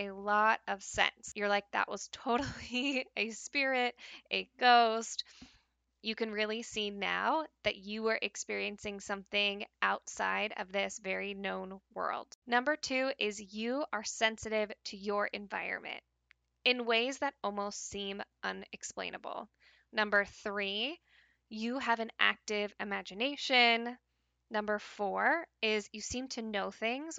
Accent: Pacific Northwest, United States; when I decided to move back to the Pacific Northwest, back to even my hometown, the place where I grew up

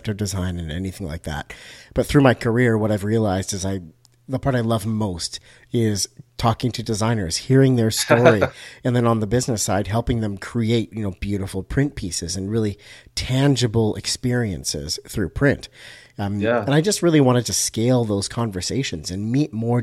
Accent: Canada; also born or lived in Vancouver, British Columbia; I'm up in Vancouver, BC, Canada. So you're speaking to a true Canadian here.

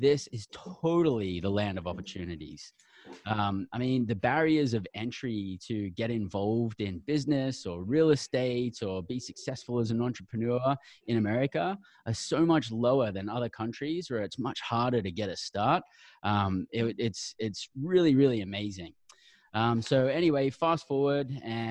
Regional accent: Brisbane, Queensland, Australia; moved away as an adult; now in United States; I'm an Aussie. I grew up down under. I came from Brisbane, Australia.

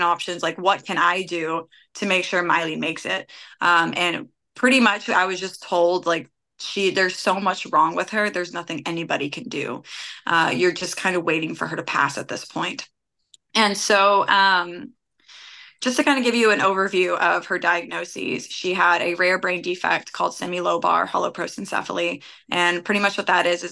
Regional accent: Ashland City, Tennessee, United States; also born or lived in Syracuse, New York / Bellevue, Tennessee / Hermitage, Tennessee / Murfreesboro, Tennessee; growing up in Ashland City, I spent a lot of time in Clarksville

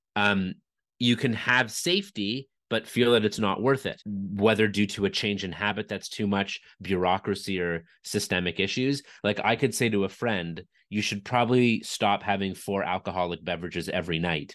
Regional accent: Canada; I'm from Canada

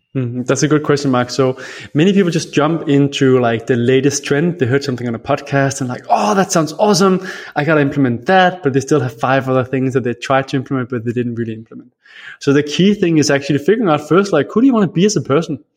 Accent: Denmark; I am from Denmark, and I love Denmark, but Denmark gets very cold

